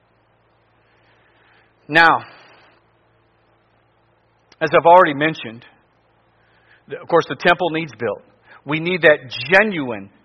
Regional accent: near Lodi, Ohio, United States; I was in a church not far from my hometown preaching on a Sunday morning. It was in Lodi, Ohio

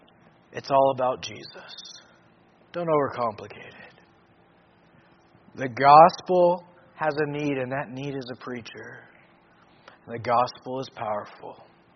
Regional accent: Papua New Guinea; I grew up in Papua New Guinea and saw a lot, but I never in growing up in Papua New Guinea have I seen drunkenness like I've seen in Bougainville.

